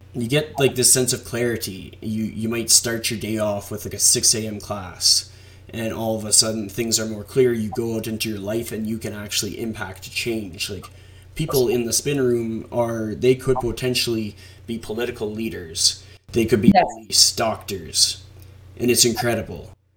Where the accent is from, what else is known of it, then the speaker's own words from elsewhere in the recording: Canada; I'm a Canadian